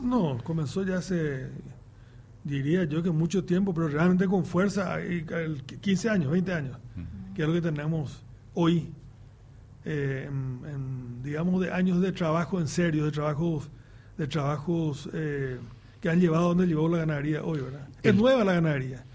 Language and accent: Spanish; Paraguay